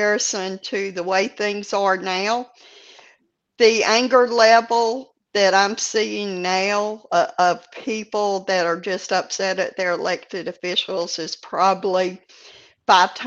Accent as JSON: {"language": "English", "region": "Louisiana", "country": "United States", "tie": "born or raised there", "moved": "yes", "said": "I'm originally from Louisiana"}